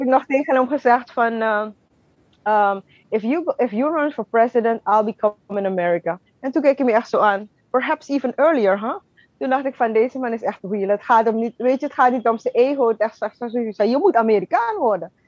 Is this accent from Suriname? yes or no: yes; Wageningen, Wanica, Suriname; moved away as an adult; also born or lived in Utrecht, Netherlands / Amsterdam, Netherlands; now in Brooklyn, United States; geboren in Utrecht, getogen in Suriname.